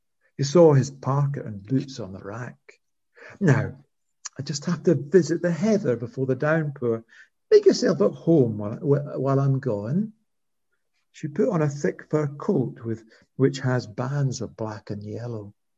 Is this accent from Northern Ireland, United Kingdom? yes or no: no; Scotland, United Kingdom; I had to sort of re-inhabit my old language to read the poems. And people often say I'm more Scottish when in my poems than I am in real life.